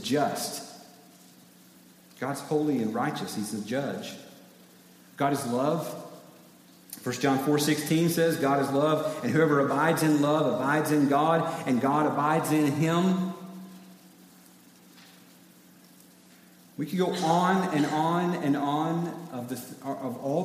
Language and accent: English; East Tennessee, United States; now in South Carolina, United States; I grew up in East Tennessee